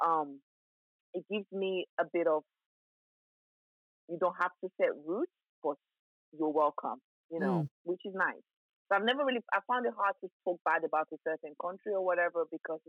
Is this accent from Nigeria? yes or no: yes; Lagos, Nigeria; now in United Kingdom; I was born in Nigeria and I grew up in Nigeria. So Nigeria was home for me for a very, very long time